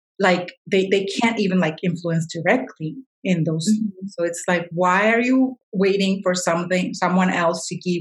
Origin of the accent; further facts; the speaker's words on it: Colombia; I'm Colombian